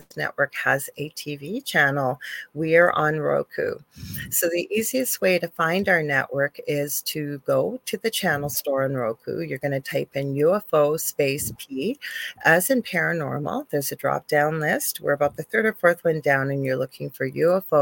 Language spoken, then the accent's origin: English; Canada; I'm a Canadian clairvoyant medium.